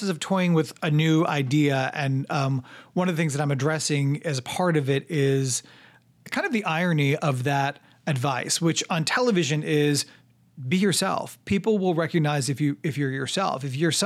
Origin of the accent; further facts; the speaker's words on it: New York, United States; moved away as an adult; also born or lived in Missouri; I'm from New York, so every, you know, the addresses are different where I'm from